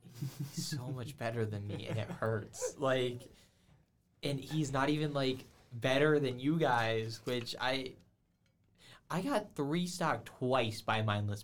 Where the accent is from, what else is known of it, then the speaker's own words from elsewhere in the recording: Georgia, United States; moved away; I'm from Georgia, so obviously we have MomoCon.